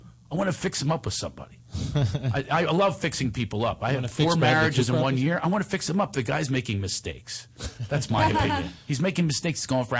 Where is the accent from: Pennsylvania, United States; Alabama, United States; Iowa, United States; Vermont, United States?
Pennsylvania, United States; Philadelphia; in my hometown of Philadelphia